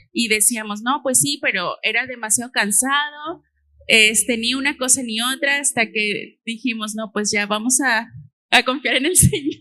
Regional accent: Xalapa, Veracruz, Mexico; moved away; nosotros somos de Jalapa

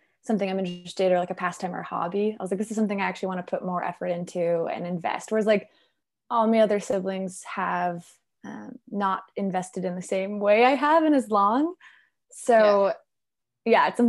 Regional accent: Saskatoon, Saskatchewan, Canada; moved away as an adult; now in Vancouver, Canada; I grew up in the prairies

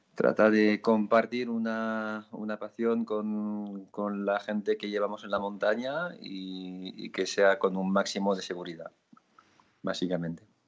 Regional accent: France; moved away; also born or lived in Pyrenees; yo soy francés

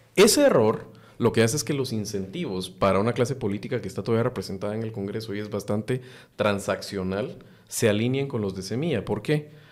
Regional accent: Guatemala; como guatemalteco

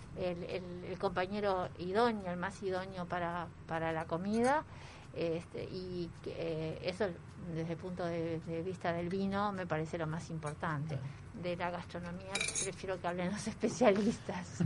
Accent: Uruguay; nos va a gustar mucho como uruguayos

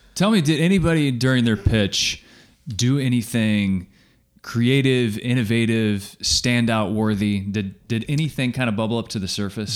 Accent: Kansas, United States; I'm from Kansas, it's pop.

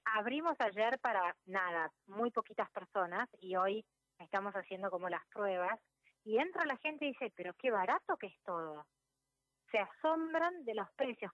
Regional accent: Argentina; soy una emprendedora argentina

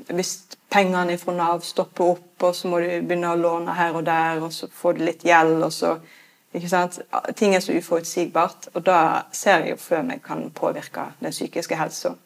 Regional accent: Norway; Vi nordmenn er jo veldig opptatt av frihet

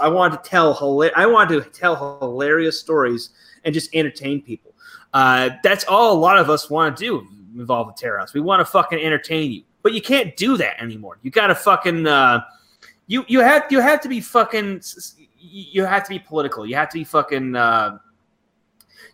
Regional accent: United States; moved away; it is nice being the only American around

